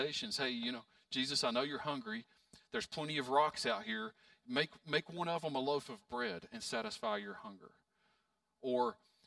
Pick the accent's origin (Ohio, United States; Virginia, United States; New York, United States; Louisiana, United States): Virginia, United States; Pound; moved away; I'm from Pound, very small town.